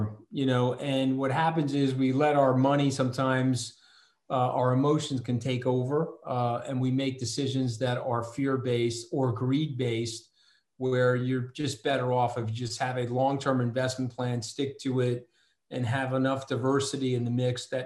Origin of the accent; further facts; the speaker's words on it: Port Washington, New York, United States; I'm from Port Washington